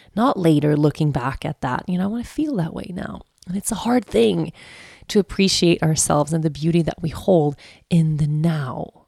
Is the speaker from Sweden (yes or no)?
yes; Sweden; accent: Swedish; moved away; also born or lived in Aruba; In Sweden, people, since the dawn of time, okej, I grew up with this.